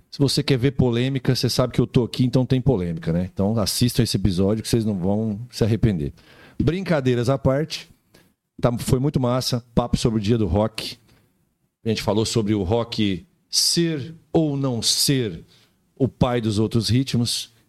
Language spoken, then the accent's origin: Portuguese; Alfenas, Minas Gerais, Brazil; Eu sou de Alfenas, Minas Gerais.